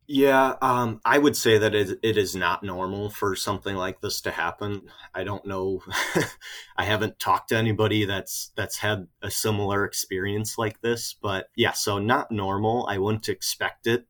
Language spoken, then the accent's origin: English; Kenosha, Wisconsin, United States; Kenosha, Wisconsin, actually where I'm from